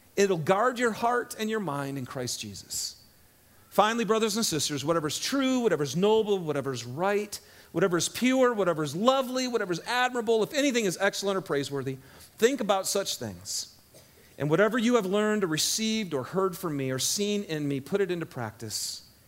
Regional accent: Michigan, United States; moved away; I grew up in Michigan, uh, out in the woods

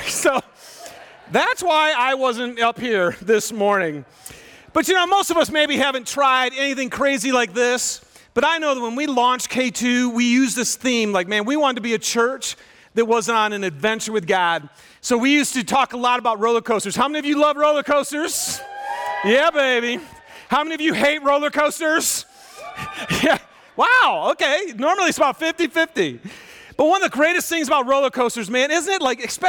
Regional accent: Michigan, United States; Little yellow Stingray bike, and I'm from Michigan, and I remember it was spring, and so it was starting to get warm, but there was still tons of snow

